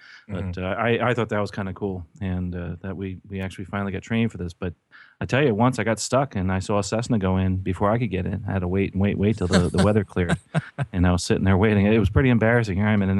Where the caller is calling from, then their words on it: Florida, United States; I am actually in sunny Florida